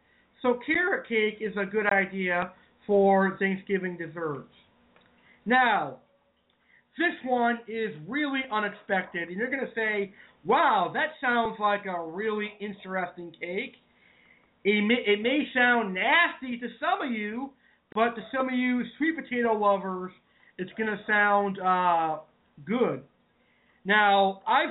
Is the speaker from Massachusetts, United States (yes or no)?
yes; Massachusetts, United States; I am from New England, and I'm from Massachusetts